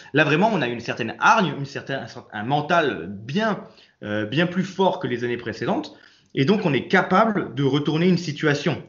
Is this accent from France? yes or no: yes; Nice, Provence-Alpes-Côte d'Azur, France; je suis né à Nice